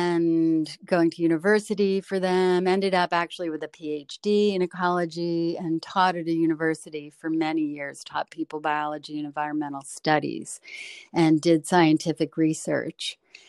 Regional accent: Delaware, United States; now in Maryland, United States

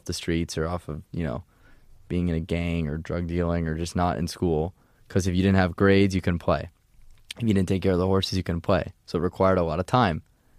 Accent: Pennsylvania, United States; born there; So I was born outside of Philadelphia.

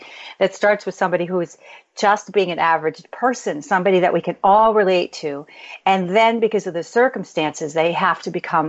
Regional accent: Chicago, Illinois, United States; moved away; also born or lived in Pittsburgh / New York; So I'm from Chicago originally.

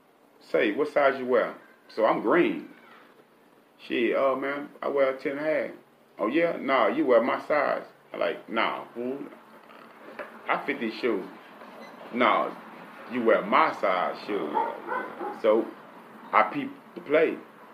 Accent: Galveston County, Texas, United States; I'm from Galveston County, man. Lake Road, man.

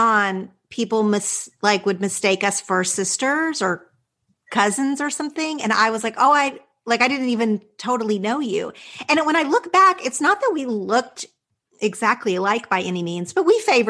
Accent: Texas, United States; my hometown was about 2 hours from Dallas.

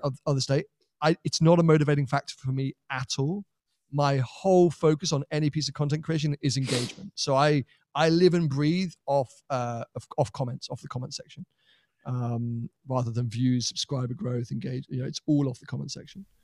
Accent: United Kingdom; as a European, as a Brit

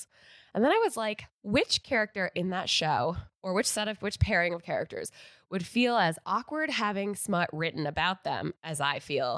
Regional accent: Connecticut, United States; moved away; I'm from Connecticut

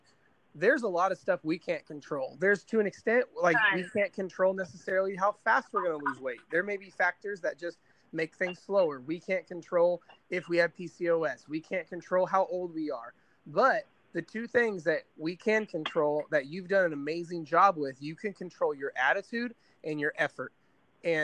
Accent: Indiana, United States; I'm from Indiana

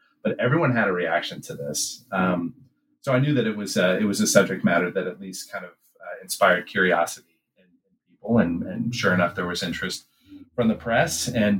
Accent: Midwest, United States; moved away as an adult; also born or lived in Kentucky; I grew up in the Midwest.

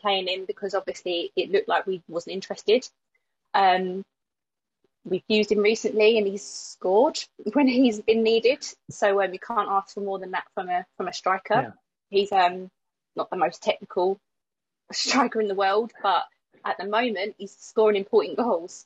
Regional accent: Croydon, London, United Kingdom; I am yet born and raised in Croydon. So um, I grew up in South Norwood, um, walking distance from Selhurst Park.

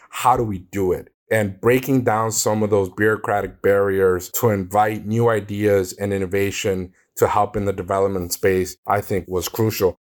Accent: Miami, Florida, United States; Being born and raised in Miami, Florida

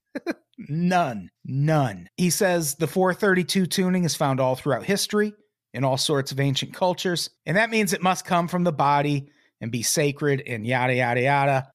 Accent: Peoria, Illinois, United States; where I grew up in Peoria

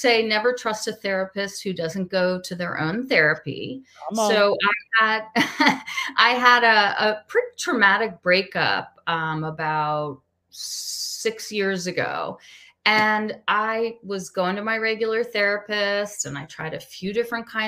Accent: Washington, District of Columbia, United States; also born or lived in Pennsylvania / Maryland; I'm originally from the Washington, D.C. area

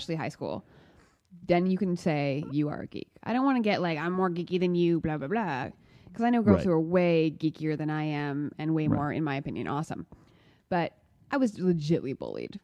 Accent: Los Angeles, California, United States; born or raised there

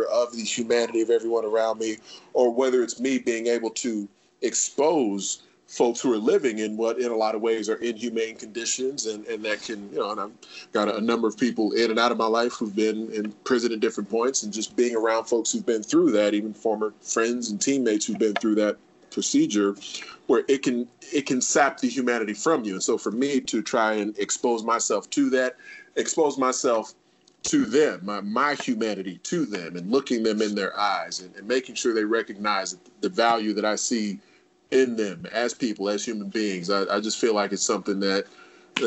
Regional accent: Chicago, Illinois, United States; also born or lived in Bolingbrook, Illinois / Iowa City, Iowa; growing up in the Chicago area

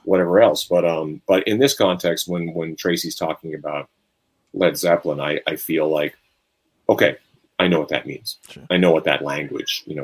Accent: Canada; I'm Canadian

